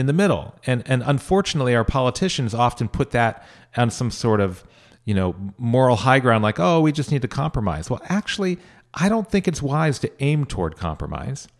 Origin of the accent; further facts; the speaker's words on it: Sierra Nevada foothills, California, United States; moved away as an adult; also born or lived in San Francisco / San Bruno / Washington, D.C. / Jerusalem; I actually grew up in the middle of five children, up in the foothills of the Sierra Nevadas. So halfway between Sacramento and Lake Tahoe.